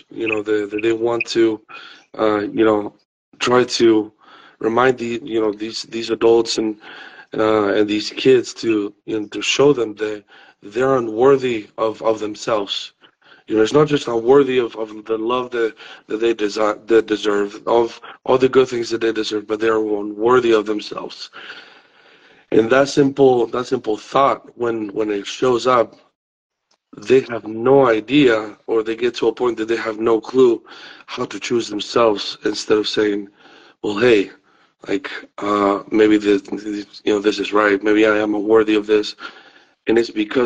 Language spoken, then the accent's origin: English; Madrid, Community of Madrid, Spain; moved away; I'm originally from Madrid, Spain.